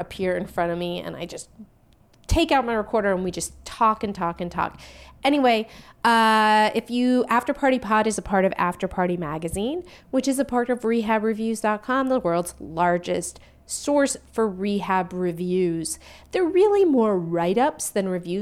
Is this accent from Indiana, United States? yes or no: no; the Bay Area, California, United States; I'm from the Bay Area.